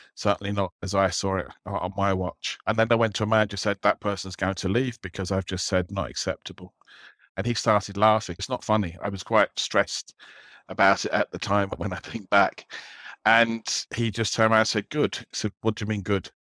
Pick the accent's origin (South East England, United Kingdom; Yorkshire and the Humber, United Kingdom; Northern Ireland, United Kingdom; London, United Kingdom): London, United Kingdom; moved away as an adult; now in Dublin, Ireland; I grew up in London